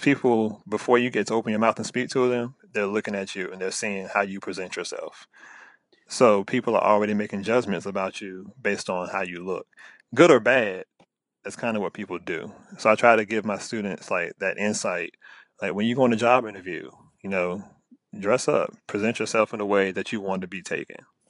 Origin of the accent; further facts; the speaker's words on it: Virginia, United States; accent: country; I'm very country, I've been in Virginia all my life, like, from the South